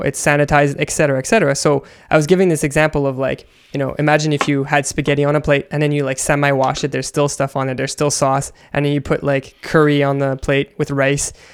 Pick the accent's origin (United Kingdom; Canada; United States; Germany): Canada; I come from Canada